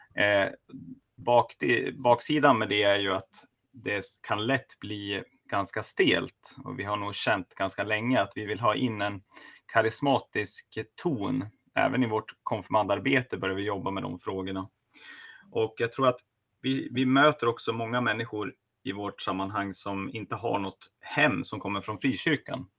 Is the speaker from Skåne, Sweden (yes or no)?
no; Sundsvall, Västernorrland County, Sweden; also born or lived in Luleå; now in Sigtuna, Sweden; jag är från Sundsvall.